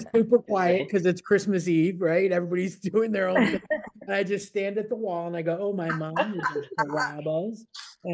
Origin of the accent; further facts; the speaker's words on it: Buffalo, New York, United States; moved away; I grew up in Buffalo